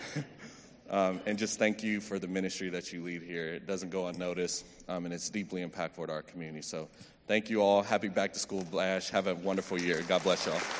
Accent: Meadow Creek, Texas, United States; I grew up in Meadow Creek, um, son of two educators

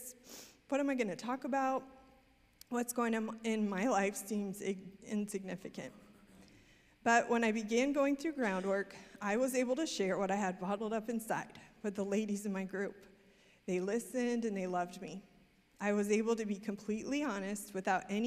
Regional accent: Missouri, United States; moved away as an adult; also born or lived in Amsterdam; now in Texas, United States; started our own business in my hometown in Missouri

